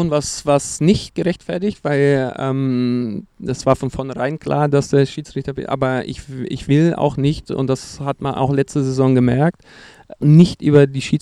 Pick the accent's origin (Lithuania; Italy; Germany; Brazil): Brazil; German is a second language; für mich gerade als Brasilianer Tiki-Taka